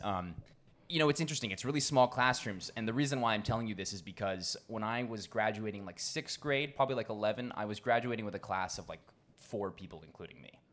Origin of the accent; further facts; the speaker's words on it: Washington, District of Columbia, United States; moved away as an adult; also born or lived in Cambridge, Massachusetts / Rennes, France; now in Bangkok, Thailand; I spent the first few years there before my parents actually ended up moving down to D C. So most of my childhood